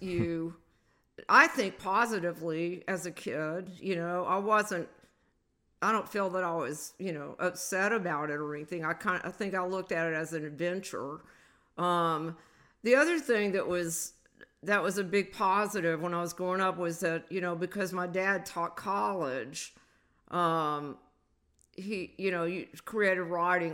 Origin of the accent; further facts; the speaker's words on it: the South, United States; I was a Southerner. You know, I was from the South